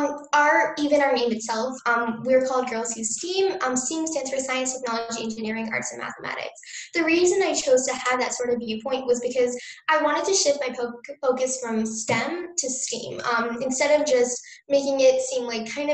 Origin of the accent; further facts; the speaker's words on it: New Jersey, United States; I grew up in New Jersey